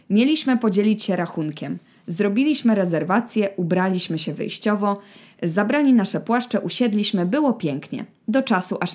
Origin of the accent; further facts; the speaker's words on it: France; Polish is a second language; now in Poland; Mam 26 lat i z pochodzenia jestem Francuzem.